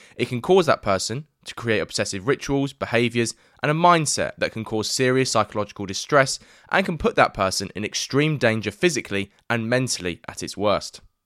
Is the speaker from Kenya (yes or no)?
no; London, United Kingdom; I grew up in East London